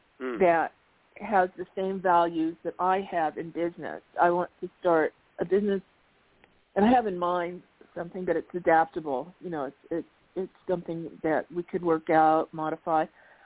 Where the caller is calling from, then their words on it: Arizona, United States; This is …. I'm calling from Arizona, and my birth date is 9/20/62.